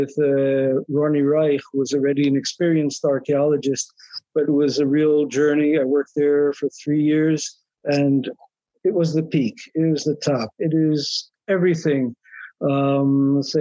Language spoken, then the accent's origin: English; Israel; also born or lived in United States; My parents, out of religious, national, Zionist ideal, wanted to make Aliyah, to immigrate to Israel.